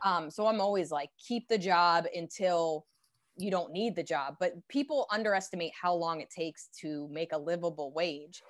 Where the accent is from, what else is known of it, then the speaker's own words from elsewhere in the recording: Pennington, New Jersey, United States; also born or lived in Princeton, New Jersey; I grew up, um, kinda half in Princeton, and then by the time I went to high school, I was in Pennington, New Jersey